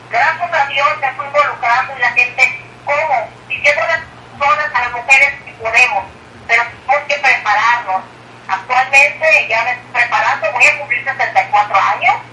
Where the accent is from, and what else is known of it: Mexico; first language Spanish; moved away as an adult; now in Corpus Christi, United States